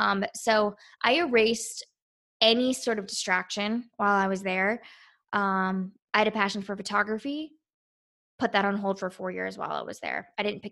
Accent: Quantico, Virginia, United States; I grew up near Marines my entire life at Quantico.

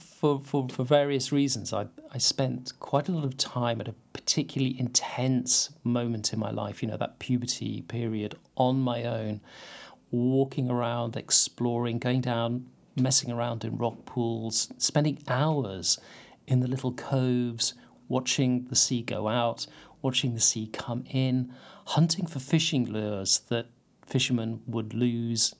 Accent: St Ives, South West England, United Kingdom; I grew up in St Ives, mm. or more precisely, I grew up in Carbis Bay

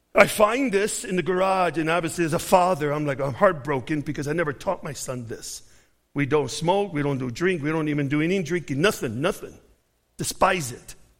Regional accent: Chicago, Illinois, United States; I'm from Chicago.

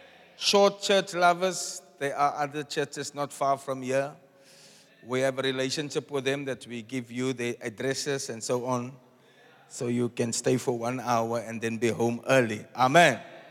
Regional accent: Cape Town, Western Cape, South Africa; also born or lived in Windhoek, Namibia; when he heard I'm from Cape Town

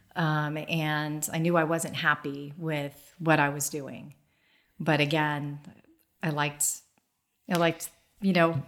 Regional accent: Dayton, Ohio, United States; I grew up in Dayton, Ohio

